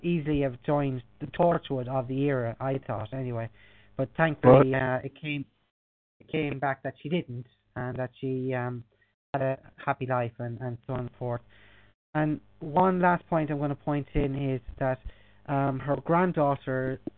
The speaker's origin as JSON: {"language": "English", "country": "Ireland", "said": "as an Irishman"}